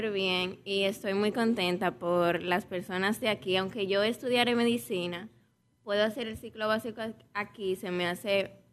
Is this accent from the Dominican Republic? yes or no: yes; Baní, Peravia, Dominican Republic; Yo soy de aquí, de Baní.